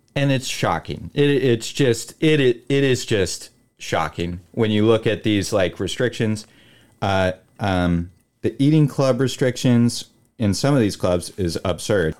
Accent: Willamette Valley, Oregon, United States; I'm from the Willamette Valley of Oregon

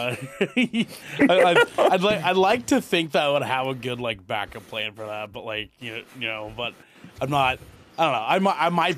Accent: New Zealand; as a Kiwi

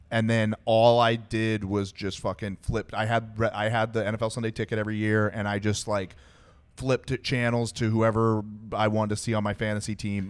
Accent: Texas, United States; I was born in Texas

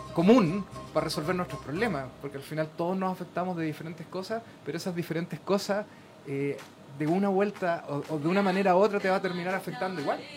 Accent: Chile; nosotros como chilenos

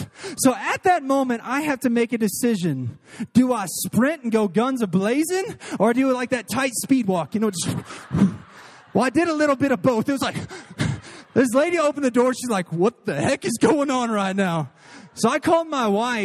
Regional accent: Missouri, United States; now in Texas, United States; I'm from Missouri. I was going to see family

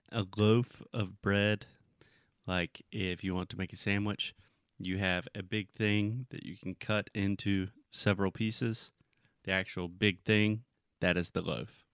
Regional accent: South Carolina, United States; my home state of South Carolina

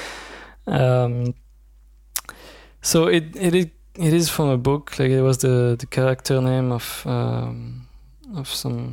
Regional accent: Belgium; now in Zurich, Switzerland; I'm from Belgium and I now live in Switzerland

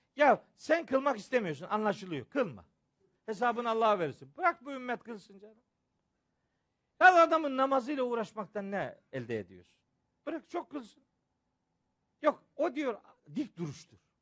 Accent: Bayburt, Turkey; moved away; Benim çocukluğum Bayburt'ta geçti. Babam Bayburt'ta imamdı.

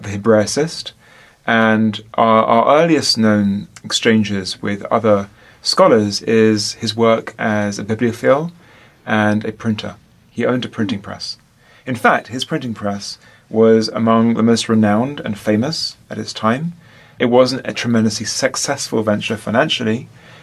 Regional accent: London, United Kingdom; I am from London, from England

